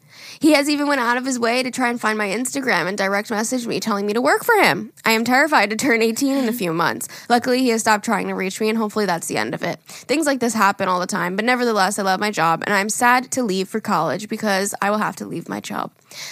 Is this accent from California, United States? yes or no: no; Westbury, New York, United States; I'm from Westbury, New York.